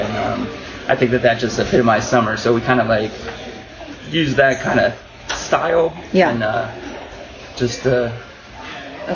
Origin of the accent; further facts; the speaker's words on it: central Pennsylvania, United States; I grew up in Pennsylvania, central Pennsylvania, on a dairy farm